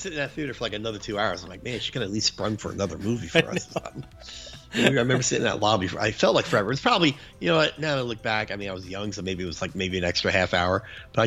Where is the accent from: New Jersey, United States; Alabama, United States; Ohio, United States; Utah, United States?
New Jersey, United States; Jersey City; growing up in Jersey City